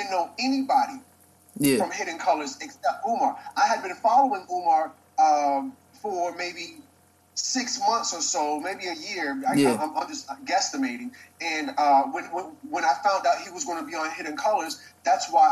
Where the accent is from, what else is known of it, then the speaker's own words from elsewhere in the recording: Virginia, United States; this is my hometown, so I done been in this library a million times